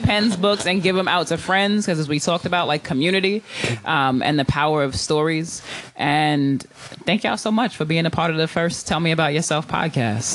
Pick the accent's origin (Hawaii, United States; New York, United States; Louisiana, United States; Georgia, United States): New York, United States; now in Oakland, United States; I'm from New York originally